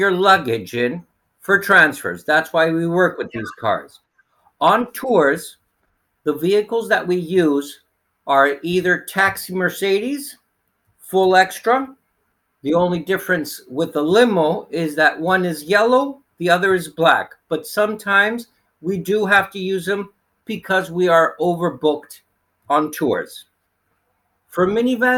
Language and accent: English; Greece; also born or lived in Canada / Crete; I was born in Canada, raised here in Greece.